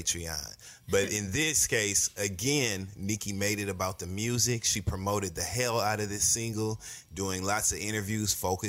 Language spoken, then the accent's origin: English; Flint, Michigan, United States; I'm from Flint, Michigan, born and raised